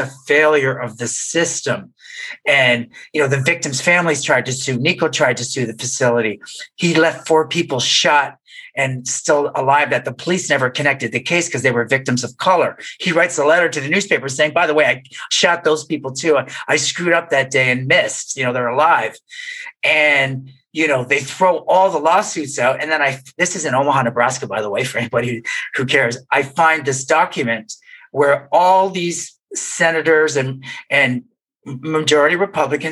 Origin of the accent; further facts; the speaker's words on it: Canada; moved away as an adult; now in United States; I grew up in Canada